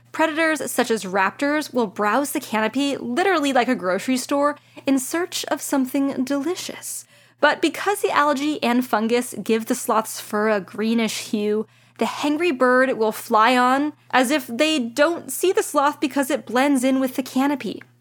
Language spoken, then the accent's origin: English; California, United States; As a Californian